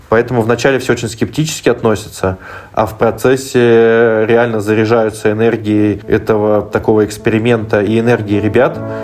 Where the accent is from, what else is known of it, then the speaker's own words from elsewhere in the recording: Moscow, Russia; moved away; я сам из Москвы, у меня там живут э, родители